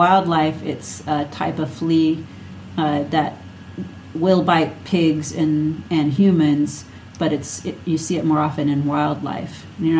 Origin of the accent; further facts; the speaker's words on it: Minnesota, United States; accent: Minnesota; If you say it funny, just say it's my accent. That is a Minnesota accent.